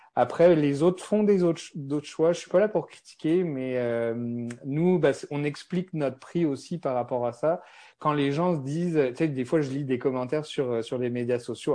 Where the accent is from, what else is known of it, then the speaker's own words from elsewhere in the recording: France; accent: French (from France); moved away as an adult; now in Montreal, Canada; j'ai un accent français. Donc moi, je suis, euh, je suis à Montréal depuis plus de 13 ans